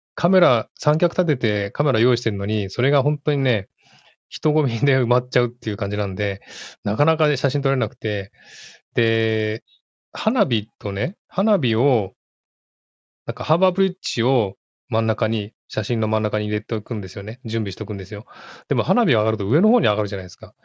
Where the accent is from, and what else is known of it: Tokyo, Japan; born or raised there; now in Sydney, Australia